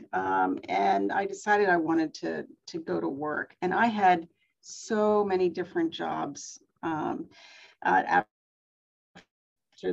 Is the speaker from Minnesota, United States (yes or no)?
no; Pennsylvania, United States; I grew up in Pennsylvania on a farm